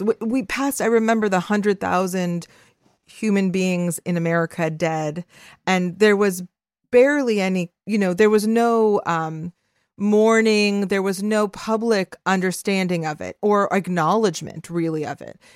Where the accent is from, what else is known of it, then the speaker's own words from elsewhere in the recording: Los Angeles, California, United States; I am a Salvadoran Jewish Angelino